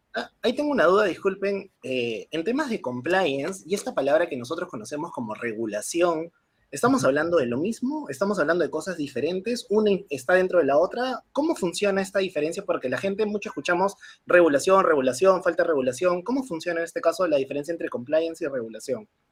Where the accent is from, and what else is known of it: Peru